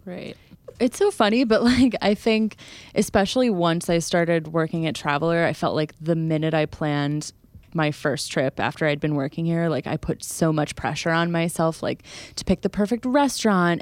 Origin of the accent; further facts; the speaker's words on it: New Jersey, United States; we're from New Jersey, we live in New Jersey